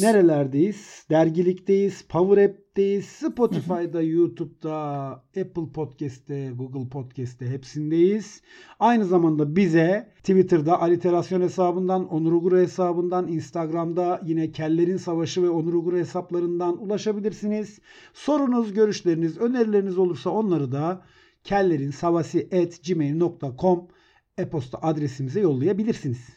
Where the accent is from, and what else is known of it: Elbistan, Kahramanmaraş, Turkey